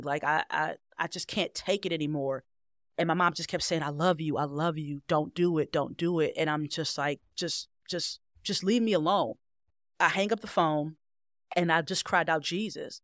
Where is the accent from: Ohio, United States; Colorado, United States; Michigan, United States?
Ohio, United States; Cleveland Heights; I originally grew up in Cleveland Heights